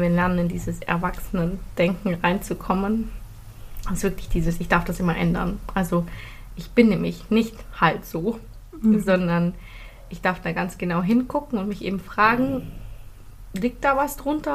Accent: Philippines; now in Germany; Ich bin auf den Philippinen aufgewachsen

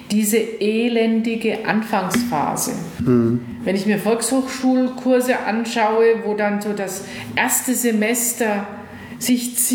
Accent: West Germany, Germany; Ich bin im Westen groß geworden.

